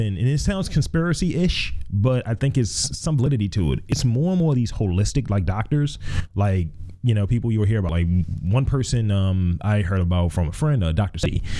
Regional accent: Lithuania; born there; I chose leeches because I was born in Lithuania and leech therapy is used for a whole wide range of illnesses that I have heard of.

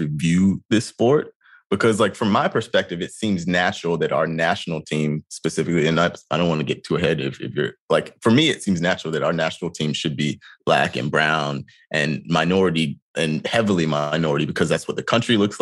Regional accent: North Carolina, United States; growing up in North Carolina

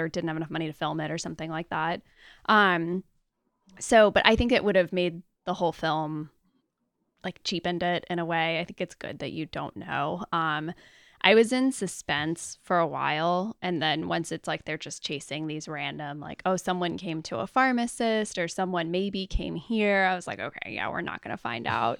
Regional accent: United States; I'm clearly American

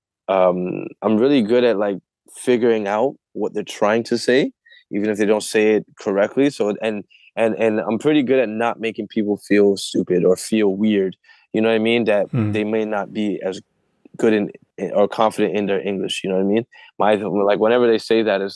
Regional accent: Canada; I'm from Canada

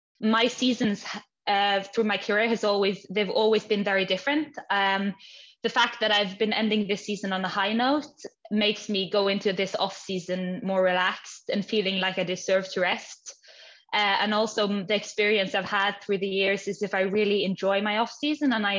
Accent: Stavanger, Rogaland, Norway; also born or lived in Edinburgh, Scotland; I was born in Norway, in Stavanger, west coast, southwest

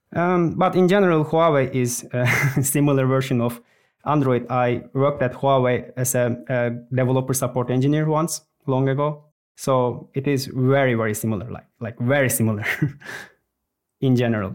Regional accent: Turkey; moved away as an adult; now in Finland; I'm from Turkey, but I've been living in Finland for the last eleven years

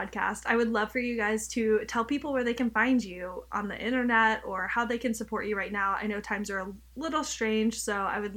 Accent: United States

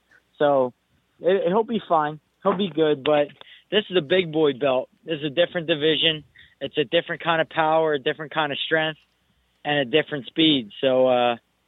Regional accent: United States; I'm Irish. I'm Puerto Rican, but the fact remains, I'm from America

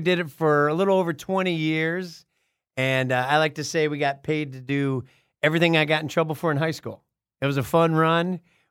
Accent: Chicago, Illinois, United States; Because I'm from Southside Chicago.

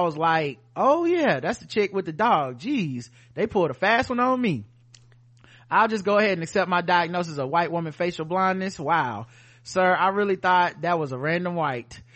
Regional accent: the South, United States; We're from the South

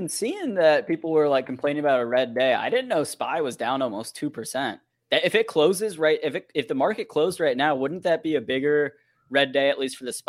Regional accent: Midwest, United States; I'm from the Midwest, Spencer.

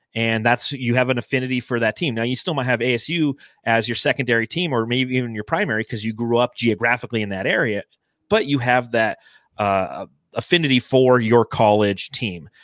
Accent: Los Angeles, California, United States; now in Phoenix, United States; I grew up a Dodgers fan in Los Angeles.

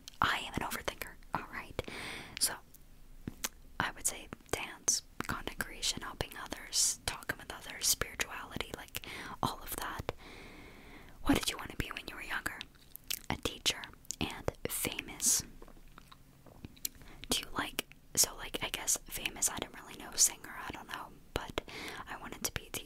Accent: Pennsylvania, United States

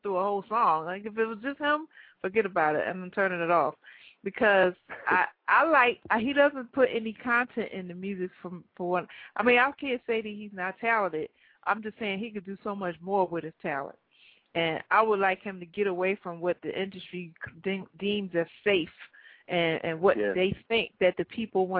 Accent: Philadelphia, Pennsylvania, United States; I'm from Philly

